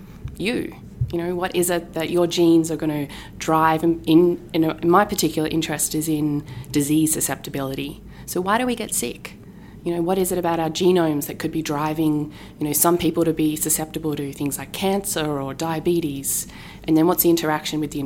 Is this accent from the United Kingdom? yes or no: no; Tasmania, Australia; moved away as an adult; now in Massachusetts, United States; my hometown in Tasmania